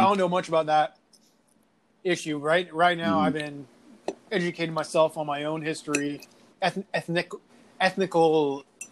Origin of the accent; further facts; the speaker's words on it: United States; I am Armenian American